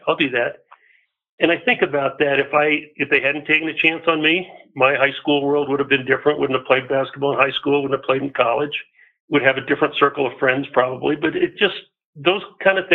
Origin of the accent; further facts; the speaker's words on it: Boulder, Colorado, United States; I was born in Boulder, so I'm an unusual individual that way, and went to school all the way through Fairview High School in Boulder